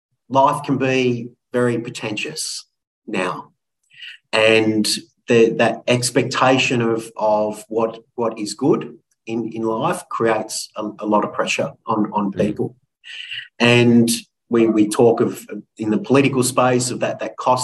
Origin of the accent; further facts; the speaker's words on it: Sutherland Shire, New South Wales, Australia; I grew up in the Sutherland Shire, or the Shire.